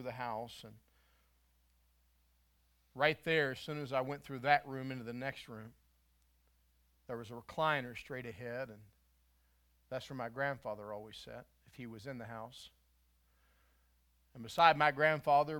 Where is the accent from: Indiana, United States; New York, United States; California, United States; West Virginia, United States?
West Virginia, United States; When I was a boy, I grew up in West Virginia.